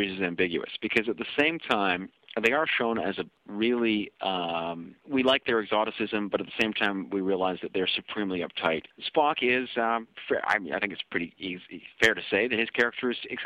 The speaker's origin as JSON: {"language": "English", "country": "Canada", "said": "I'm being a Kenyan-Canadian"}